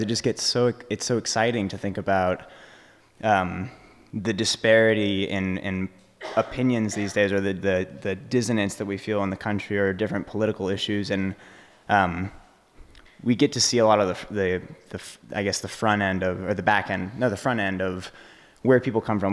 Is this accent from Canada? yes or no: no; Texas, United States; I'm from Texas